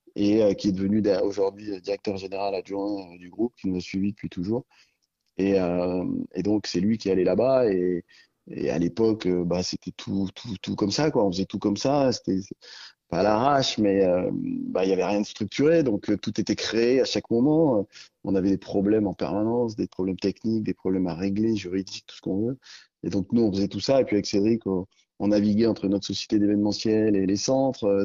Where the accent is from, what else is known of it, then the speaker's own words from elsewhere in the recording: Sancy, Auvergne-Rhône-Alpes, France; j'ai grandi dans le Sancy, donc au milieu de la nature